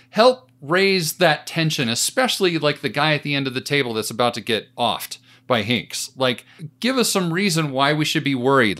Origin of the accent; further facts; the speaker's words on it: United States; me as an American